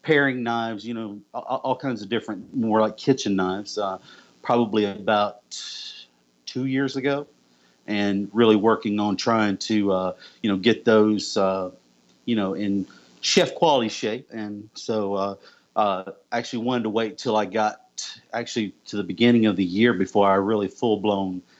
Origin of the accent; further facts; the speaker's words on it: the South, United States; also born or lived in Okeechobee, Florida / Tennessee; I'm actually from the South. I was actually born in Okeechobee, Florida, yep. And grew up as well in Tennessee as well.